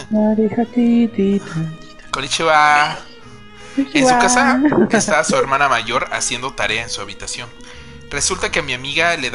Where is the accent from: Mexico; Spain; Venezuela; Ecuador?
Mexico; Oaxaca; porque somos oaxaqueños y nos encantan las cosas hechas bonitas.